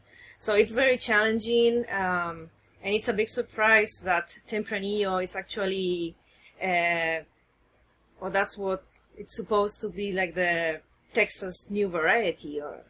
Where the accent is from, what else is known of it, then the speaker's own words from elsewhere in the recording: Spain; English is a second language; now in United States; Okay, so I came from Spain 7 years ago to the States, and I've been working 3 years for a college in North Carolina developing an enology program.